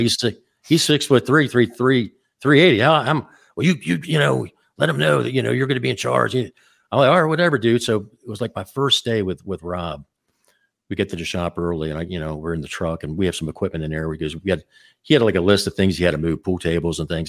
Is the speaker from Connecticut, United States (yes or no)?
no; Baltimore, Maryland, United States; I was born in Baltimore, Maryland